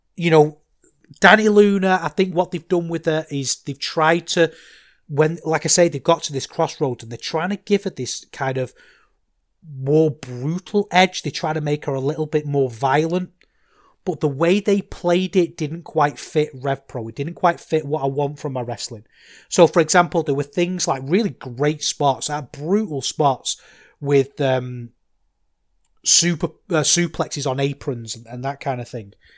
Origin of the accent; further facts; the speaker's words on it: Manchester, North West England, United Kingdom; now in Salford, United Kingdom; I grew up in Manchester. I grew up in North Manchester